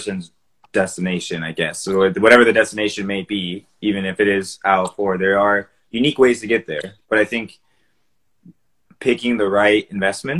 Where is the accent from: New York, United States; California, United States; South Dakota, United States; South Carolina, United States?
California, United States; Davis; I grew up in Davis too